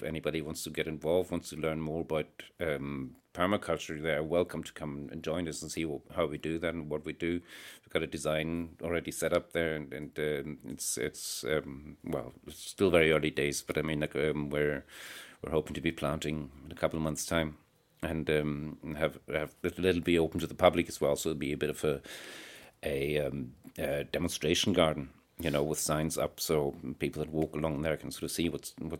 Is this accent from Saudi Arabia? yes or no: no; Ireland; And it turned out there's quite a movement in Ireland, although it's a very loosely organized thing. Being Irish, you know, it's all very, very...